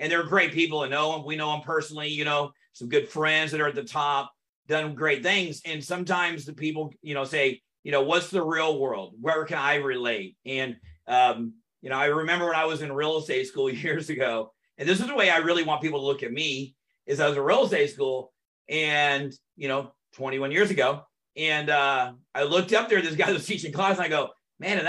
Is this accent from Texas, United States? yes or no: yes; North Texas, United States; also born or lived in Orange County, California; And then my dad moved us back to Texas, and I grew up throughout those years in North Texas. Went to high school, a little bit of elementary, middle school, high school in North Texas.